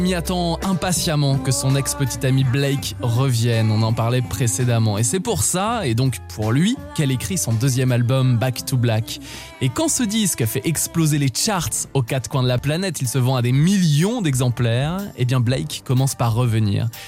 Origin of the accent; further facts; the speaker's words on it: France; chez nous en France